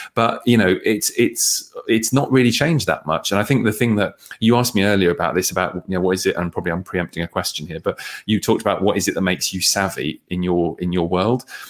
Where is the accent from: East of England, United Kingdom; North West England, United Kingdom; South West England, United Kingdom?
East of England, United Kingdom; Bedford; I grew up in Bedford